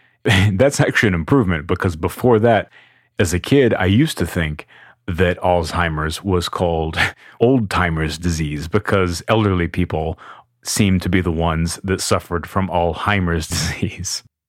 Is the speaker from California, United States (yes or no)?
no; Austin, Texas, United States; I am from Austin, Texas